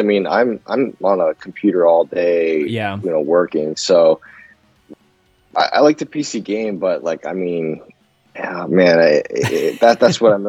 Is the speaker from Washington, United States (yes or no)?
yes; Seattle, Washington, United States; moved away as an adult; also born or lived in Yokosuka, Japan / East Coast, United States; now in Germany; I grew up in Seattle